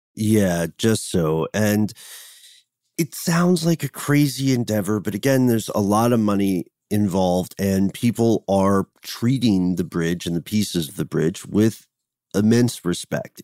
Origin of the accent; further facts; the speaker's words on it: United States; as an American